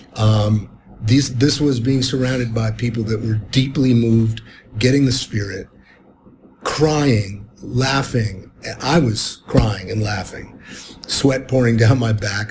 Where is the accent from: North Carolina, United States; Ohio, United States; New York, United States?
Ohio, United States; Cleveland; I was growing up in Cleveland in the 60s and early 70s